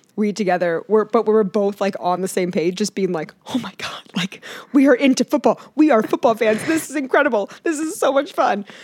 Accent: Northeast Ohio, United States; moved away; I was from Northeast Ohio

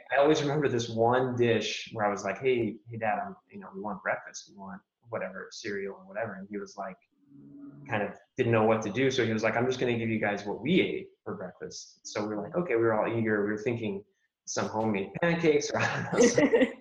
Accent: Albuquerque, New Mexico, United States; I grew up in, uh, I grew up here in the States, um, here in Albuquerque, New Mexico

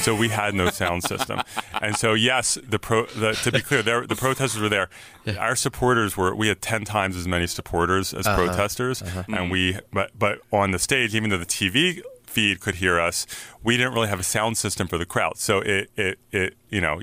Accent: San Francisco, California, United States; I'm from San Francisco. We know protesting

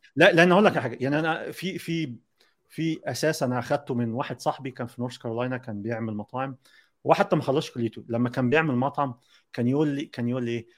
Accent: Egypt; احنا آه، كمصريين كمصريين

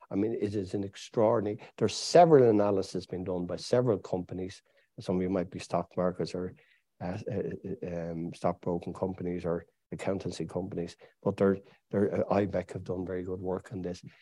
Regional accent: United Kingdom; I'm British. My father was British. My mother was British. My grandfather was British.

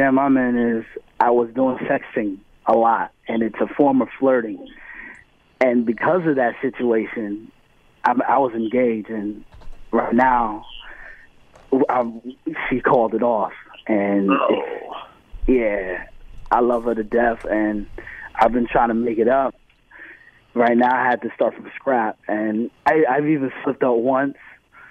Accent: Irvington, United States; I'm from Irvington.

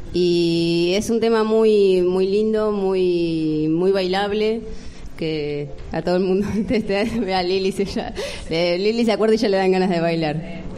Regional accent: Villa Espil, Buenos Aires, Argentina; como somos de Villa

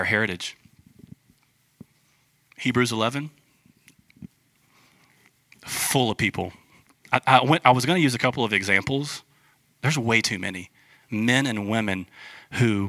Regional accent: United States; we're American

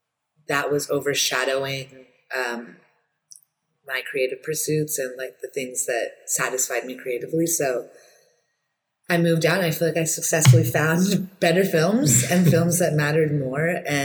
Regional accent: Bay Area, Northern California, United States; moved away as an adult; also born or lived in Los Angeles; now in New York, United States; I'm a first generation Iranian American, and I grew up mostly in the Bay Area, Northern California, and then came back to LA for school. And then a few years ago, I moved to New York

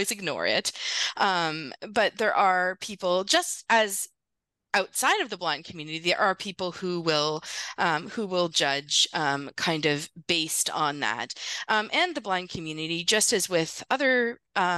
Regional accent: Northern Ontario, Canada; I grew up in Northern Ontario, so fairly small communities

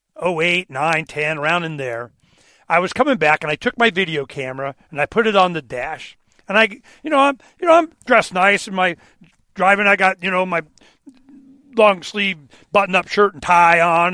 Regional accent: Dade City, Florida, United States; I was born in a hospital in Dade City, Florida

